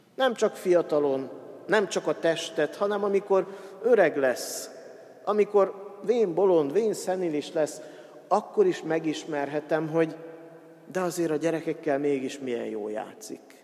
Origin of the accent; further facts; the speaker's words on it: Hungary; first language Hungarian; a magyar nyelvet és a magyar nyelvtant tanultuk meg leghamarabb